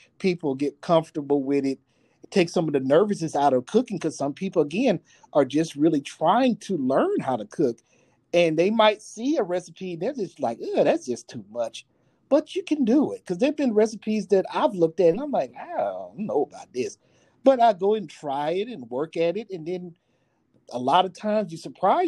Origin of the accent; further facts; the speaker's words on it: the South, United States; I'm a Southerner